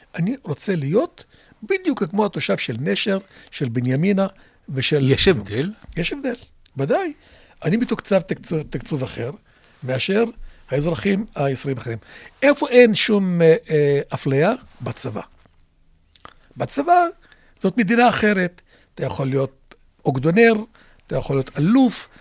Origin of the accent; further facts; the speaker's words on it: Israel; first language Arabic; Hebrew is a second language; אני פטריוט ישראלי הגם שאינני יהודי